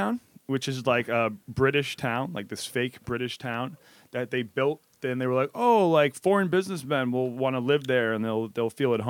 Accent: Massachusetts, United States; also born or lived in Shanghai, China; now in New York, United States; Yeah, I'm from Massachusetts. And yeah, I guess I'm mainly in New York this time, but I've been doing a couple weeks up in Mass as well.

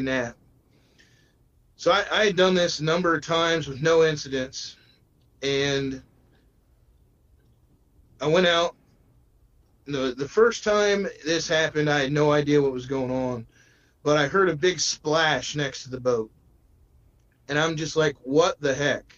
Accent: Midwest, United States; moved away as an adult; now in North Carolina, United States; I grew up in the Midwest

